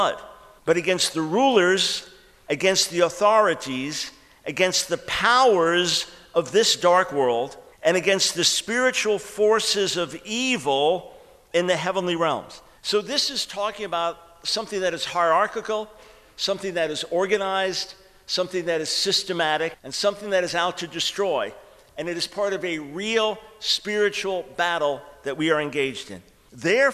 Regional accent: New York, United States; moved away; I'm from New York originally

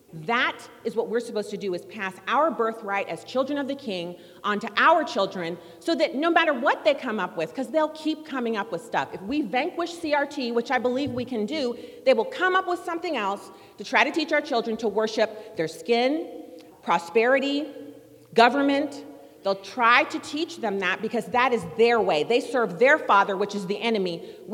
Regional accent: Germany; now in United States; And then, so I grew up in Germany, no baseball stadiums there.

